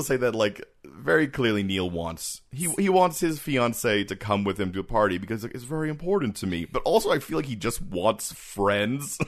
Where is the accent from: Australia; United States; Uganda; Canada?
Canada; we're Canadian